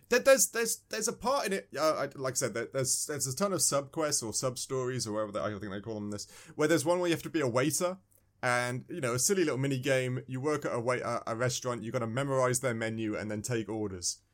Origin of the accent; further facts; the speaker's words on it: England, United Kingdom; I'm from England